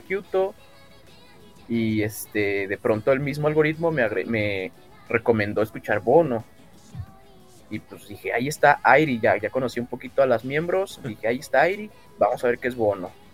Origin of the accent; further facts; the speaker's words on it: Mexico; tengo 24 años y, soy de México.